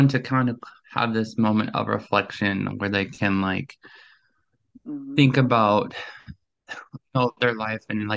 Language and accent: English; Minnesota, United States; I'm 25 and I'm from Minnesota.